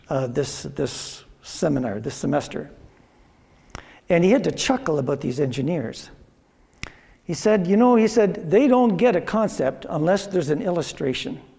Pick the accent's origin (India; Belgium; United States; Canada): Canada; Drayton, Ontario; I grew up in Drayton, and me and another guy in my class we started going to university at uh, Waterloo